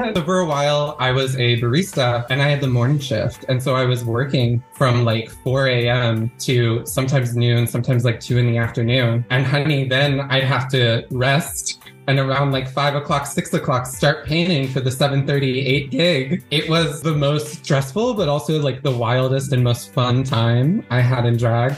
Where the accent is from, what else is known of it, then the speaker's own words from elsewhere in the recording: Duluth, Georgia, United States; now in Los Angeles, United States; I grew up in Georgia, in Duluth, Georgia, kind of like a middle class white suburb kind of area